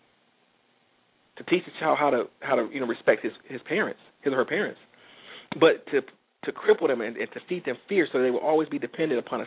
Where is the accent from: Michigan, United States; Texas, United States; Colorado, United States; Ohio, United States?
Michigan, United States; Detroit; I'm from Detroit, and the automotive industry was a major player in a lot of things we did around here